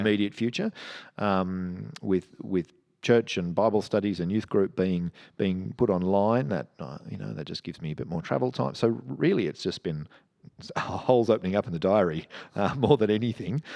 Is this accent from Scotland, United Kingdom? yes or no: no; Cheltenham, South West England, United Kingdom; I grew up in Cheltenham, which isn't far from here.